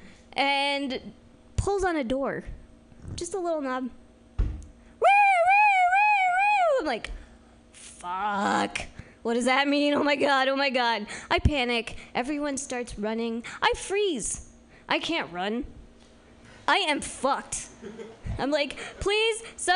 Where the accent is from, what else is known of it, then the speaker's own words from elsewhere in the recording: Healdsburg, California, United States; I'm from Healdsburg